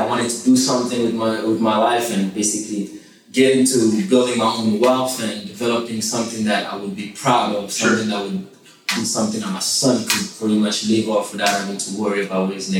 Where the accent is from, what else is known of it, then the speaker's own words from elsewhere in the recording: DR Congo; born there; moved away; also born or lived in Johannesburg, South Africa; I was born in the Congo, and then my dad sent me over to Johannesburg to get a little bit better education.